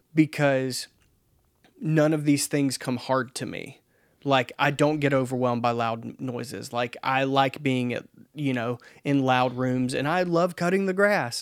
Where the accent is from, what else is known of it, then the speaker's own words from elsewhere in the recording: the South, United States; I am a dude from the South